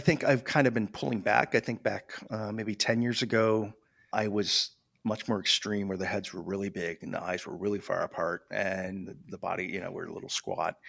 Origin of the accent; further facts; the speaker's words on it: Michigan, United States; I grew up in Michigan